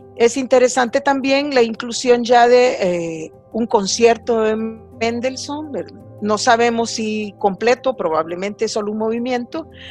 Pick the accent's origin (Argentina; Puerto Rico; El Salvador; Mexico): El Salvador; como todos salvadoreños conocemos